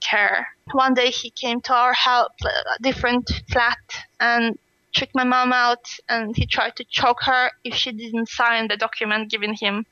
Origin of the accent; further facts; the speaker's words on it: Siberia, Russia; English is a second language; moved away as an adult; now in Sweden; my hometown, because it's in Siberia